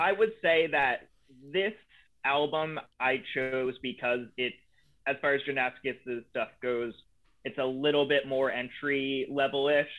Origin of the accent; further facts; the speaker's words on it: Eatonville, Washington, United States; also born or lived in Philadelphia area, Pennsylvania; moved from Pennsylvania to Washington in like fifth grade